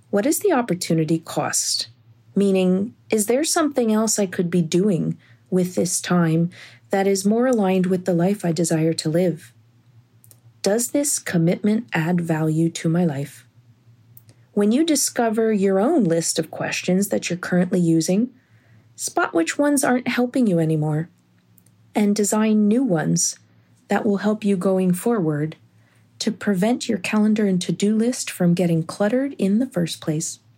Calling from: Reading, Pennsylvania, United States; from Reading, Pennsylvania, calling with a tip about decluttering your calendar and to do list.

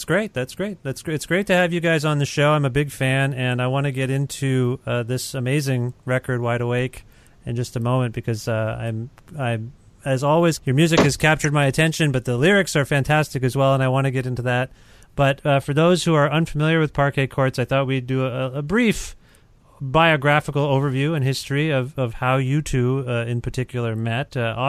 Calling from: Guelph, Ontario, Canada; I'm calling you from Guelph, Ontario, Canada

